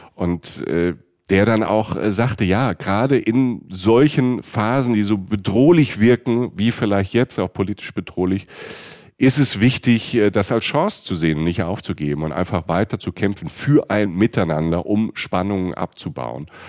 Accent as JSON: {"language": "German", "country": "Germany", "said": "wir als Deutsche"}